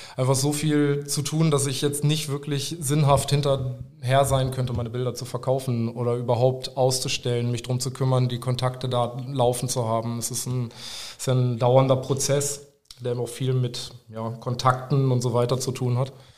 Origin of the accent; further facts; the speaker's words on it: Nienburg/Weser, Lower Saxony, Germany; moved away as an adult; also born or lived in Hameln; now in Aerzen, Germany; Ich bin äh, ursprünglich aus Nimog-Weser und bin vor ja, so zwölf Jahren etwa ähm, zum Tätowieren lernen nach Erzen gegangen